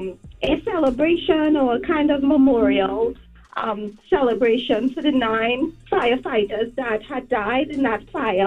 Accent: Trinidad & Tobago; now in United States; Oh my God. I am from Trinidad and Tobago.

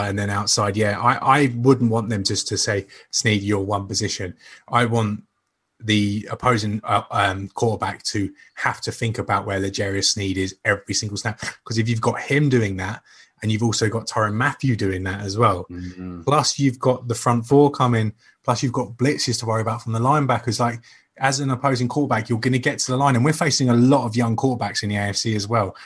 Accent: England, United Kingdom; I'm such an Englishman when talking

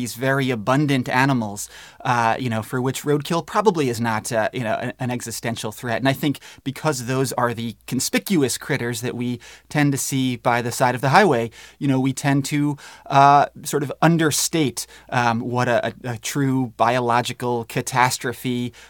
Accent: Northeast, United States; You know, I grew up in the Northeast, and, you know, our ponds were full of snapping turtles and leopard frogs

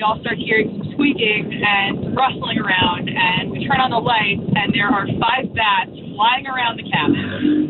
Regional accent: Long Island, New York, United States; I grew up in Long Island in New York

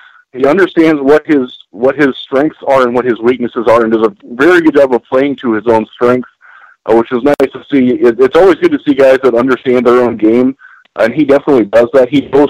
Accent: Michigan, United States; I'm from Michigan as well.

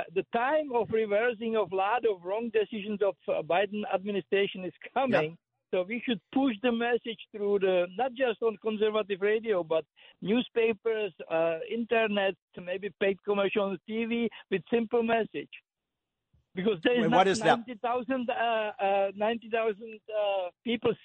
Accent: Czechia; English is a second language; moved away as an adult; also born or lived in Germany; now in New York, United States; I'm all mixed. Czech, German.

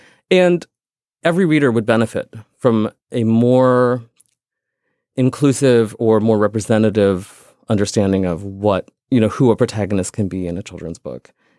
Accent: India; I'm not white. I'm Indian.

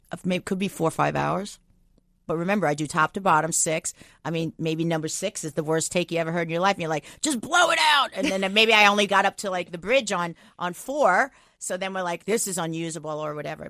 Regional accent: Long Island, New York, United States; moved away; I'm, I'm from New York

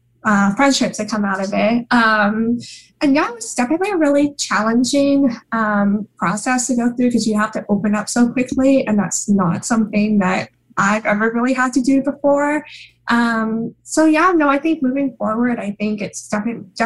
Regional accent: Oregon, United States; moved away as an adult; now in New York, United States; I'm from Oregon, but I'm in New York

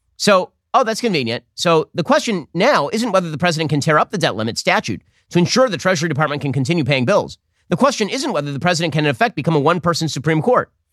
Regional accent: United States; I'm American

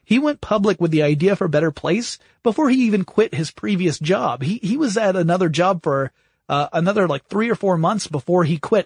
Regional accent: United States; being American

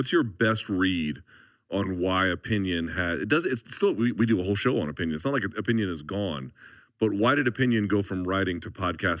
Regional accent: Washington, District of Columbia, United States; the Washington Post, which is my hometown newspaper.

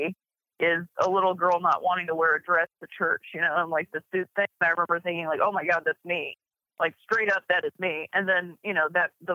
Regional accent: Akron, Ohio, United States; moved away; as a little queer kid growing up in Akron, Ohio

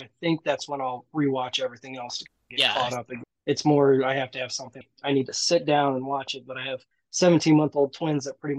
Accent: St. Louis, Missouri, United States; also born or lived in South Dakota; I grew up in St. Louis. I pretty much have stayed here my entire life, with the exception of going to college. I went to South Dakota.

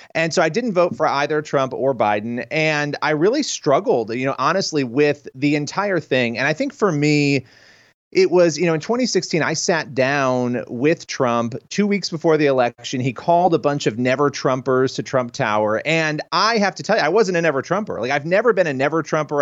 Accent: New York, United States; I'm a New Yorker.

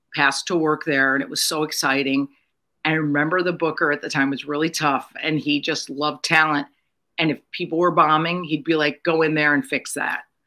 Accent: Connecticut, United States; moved away as an adult; also born or lived in Mount Kisco, New York; I grew up in Connecticut

